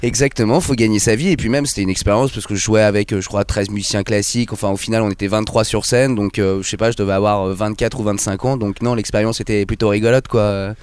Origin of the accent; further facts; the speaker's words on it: Bougival, Île-de-France, France; also born or lived in Versailles; j'habite à Versailles. Après, on vient de Bougival, qui est une petite ville à côté